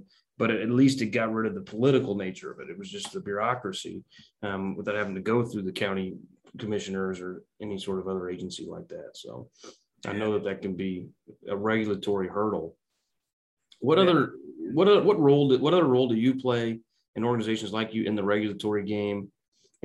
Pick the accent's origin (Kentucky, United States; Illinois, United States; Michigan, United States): Illinois, United States; Quincy; also born or lived in Kansas City; I grew up in Illinois, but I went to college in Kansas City